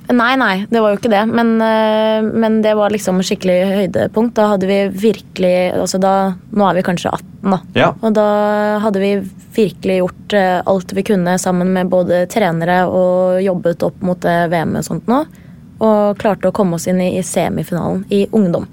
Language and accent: Norwegian; Gjerdrum, Akershus, Norway; moved away as an adult; also born or lived in Lithuania; fra Gjerdrum, der jeg kommer fra